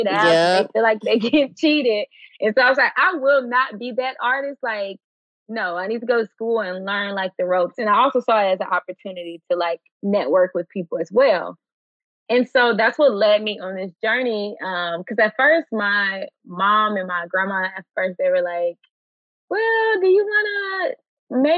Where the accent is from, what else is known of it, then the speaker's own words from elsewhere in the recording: Chicago, Illinois, United States; accent: Southern; moved away; also born or lived in Pine Bluff, Arkansas; I grew up on the south side of Chicago, then moved to Pine Bluff, Arkansas.